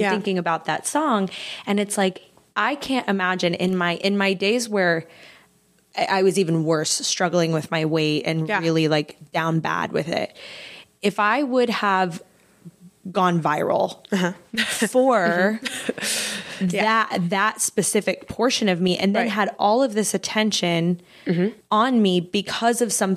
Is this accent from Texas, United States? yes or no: yes; Texas, United States; I grew up in Texas